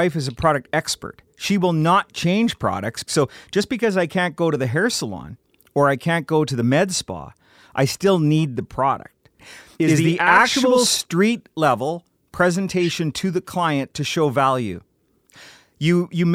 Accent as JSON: {"language": "English", "region": "Scotland", "country": "United Kingdom", "said": "I'm Scottish"}